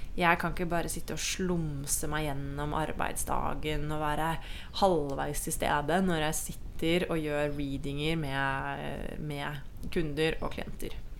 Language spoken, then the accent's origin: Norwegian; Norway; moved away as an adult; now in Costa Rica; venner og familie hjemme i Norge